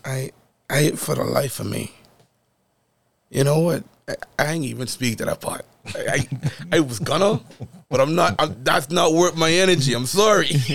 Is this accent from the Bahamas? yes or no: yes; Bahamas; moved away as an adult; born and raised in the Bahamas